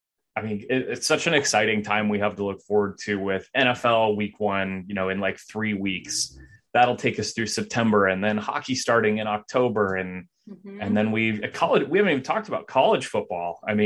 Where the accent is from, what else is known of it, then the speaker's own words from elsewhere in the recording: Northern California, United States; We're both from Northern California, so we're both big San Jose Sharks fans.